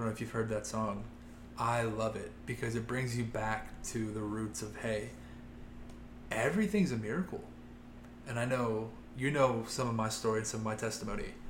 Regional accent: Loveland, Ohio, United States; I grew up in Loveland, Ohio, a small town kid

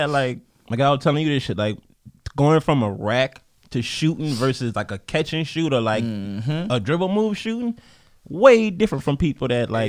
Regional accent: Louisiana, United States; That's my hometown

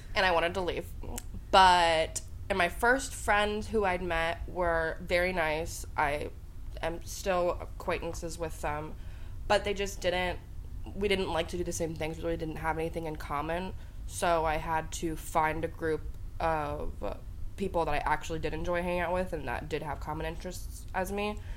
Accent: Columbus, Ohio, United States; moved away; I was born in Columbus, Ohio.

